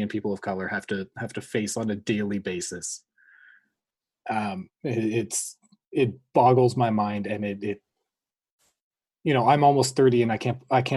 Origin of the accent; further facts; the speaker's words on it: Canada; upper middle class white kids growing up in Canada